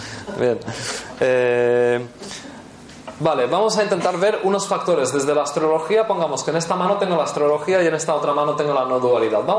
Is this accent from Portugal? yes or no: yes; Portugal; Spanish is a second language; Como soy portuguesa, no consigo entender la palabra que estás diciendo.